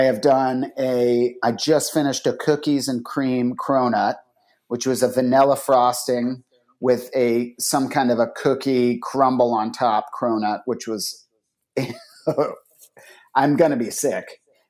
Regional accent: Northern Virginia, United States; when I was growing up in Northern Virginia

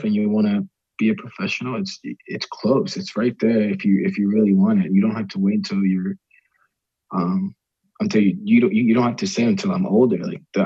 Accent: Maryland, United States; growing up in Maryland, our club team would take us to University of Maryland soccer games

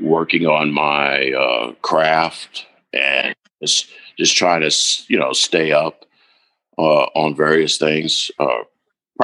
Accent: the South, United States; accent: Southern; I'm from the South

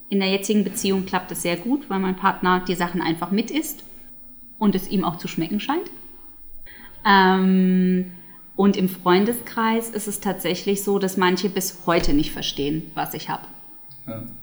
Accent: United Kingdom; German is a second language; die Amerikanerin ist und ich bin ja Britin, wir feiern sozusagen das englische ähm, Weihnachten am 25.

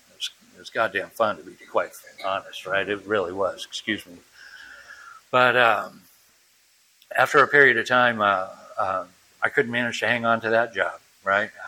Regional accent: New Bedford, Massachusetts, United States; also born or lived in Europe; we moved back to from Europe to uh, to my dad's, uh, excuse me, my mom's hometown of uh, New Bedford, Massachusetts, and uh, 11 years old, 12 years old, something like that, 11 years old

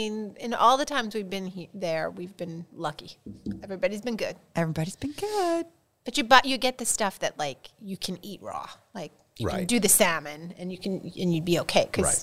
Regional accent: Long Island, New York, United States

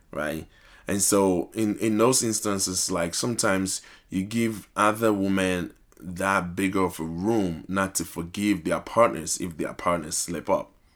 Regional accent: Ghana; now in United States; I'm originally from Ghana

